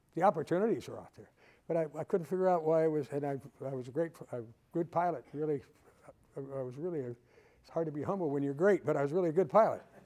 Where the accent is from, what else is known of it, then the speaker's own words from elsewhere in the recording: Waukegan, Illinois, United States; moved away as an adult; I was born and raised in Waukegan, Illinois, just about 30 miles north of here